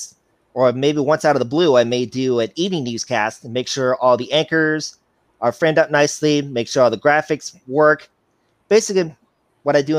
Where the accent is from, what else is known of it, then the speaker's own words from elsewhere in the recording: Chicago, Illinois, United States; now in Cedar Rapids, United States; I'm from Cedar Rapids, Iowa. I'm originally from Chicago, Illinois